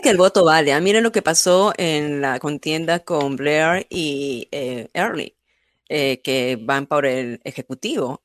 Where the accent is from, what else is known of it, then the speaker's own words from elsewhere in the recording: Peru; now in United States; tu arraigo de, de cultura, en, en mi caso, peruana